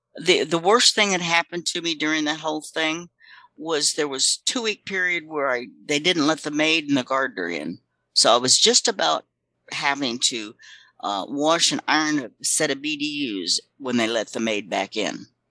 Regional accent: Florida, United States; also born or lived in Texas; I was born in Florida

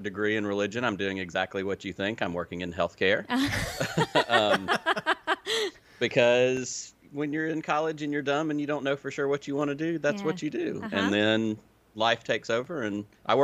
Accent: Selma, Alabama, United States; accent: hybrid Southern/Illinois; also born or lived in Peoria, Illinois; when I was 10, my family moved to obviously the most logical place from Peoria, Illinois, which was Selma, Alabama

